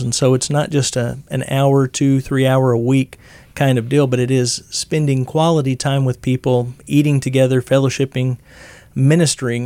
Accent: Missouri, United States; I grew up in church in Missouri

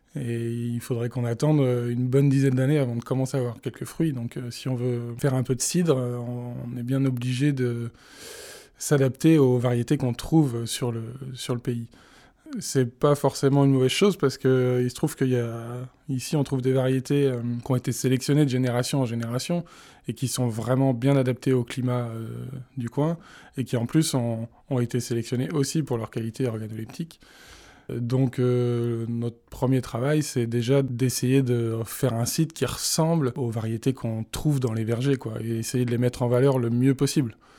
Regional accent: Vendée, Pays de la Loire, France; now in Brittany, France; j'ai grandi en Vendée

